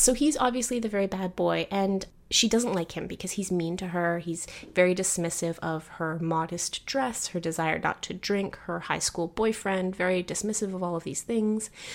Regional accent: Canada; my cultural positioning as Canadian

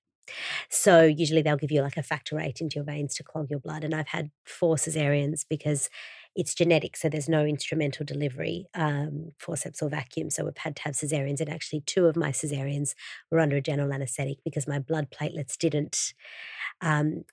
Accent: Brazil; I was born in Brazil and Vida means life in Portuguese.

